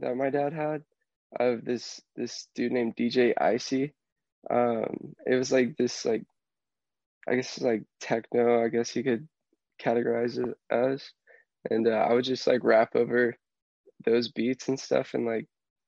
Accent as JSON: {"language": "English", "town": "Houston", "region": "Texas", "country": "United States", "tie": "born or raised there", "said": "Growing up in Houston"}